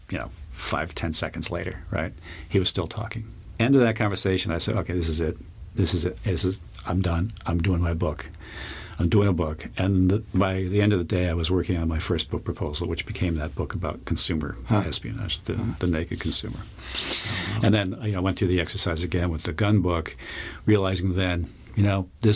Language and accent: English; Long Island, New York, United States; I grew up on Long Island.